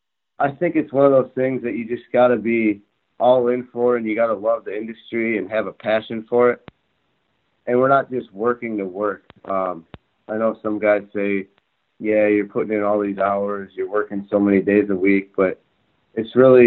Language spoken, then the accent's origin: English; Oakland Hills area, Michigan, United States; moved away as an adult; now in Toledo, United States; I started off at Oakland Hills with an internship with Steve Cook. That's back in my hometown, so it's about 40 minutes from my parents' house.